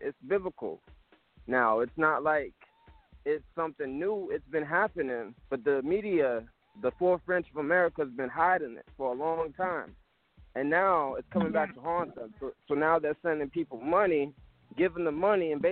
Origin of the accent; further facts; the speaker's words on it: Gainesville, Florida, United States; I'm from Gainesville, Florida